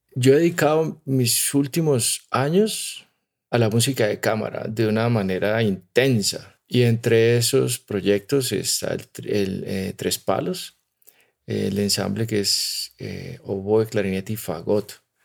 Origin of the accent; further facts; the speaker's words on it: Timbío, Cauca, Colombia; moved away; also born or lived in Pittsburgh, United States / Salamanca, Spain; del pueblo donde, de donde yo soy, ¿no? Un pueblo que se llama Timbío